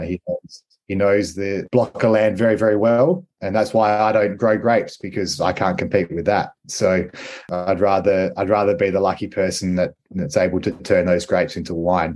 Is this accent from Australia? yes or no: yes; Riverland, South Australia, Australia; I grew up in the Riverland. I was born and raised in the Riverland and in the wine industry.